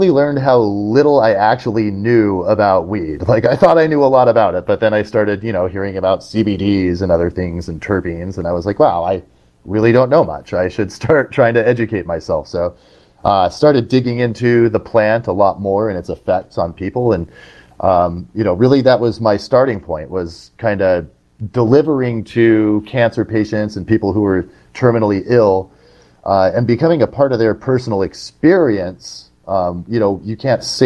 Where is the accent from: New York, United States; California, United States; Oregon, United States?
California, United States; Southern; I grew up in Southern California